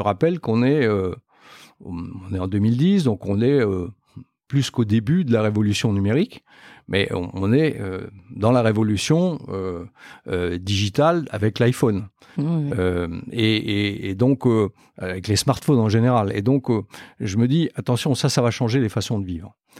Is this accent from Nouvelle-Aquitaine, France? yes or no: no; Metz, Grand Est, France; moved away as an adult; also born or lived in Nancy / Clermont-Ferrand; je suis originaire de Metz, en Moselle